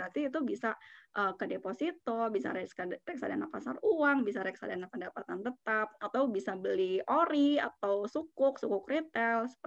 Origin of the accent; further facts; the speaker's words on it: Jakarta, Indonesia; aku orang Jakarta temanku orang Bogor gitu